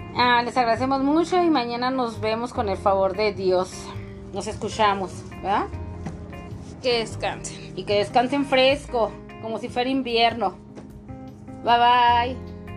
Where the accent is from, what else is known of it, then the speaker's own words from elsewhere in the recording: northern Mexico, Mexico; como buena mexicana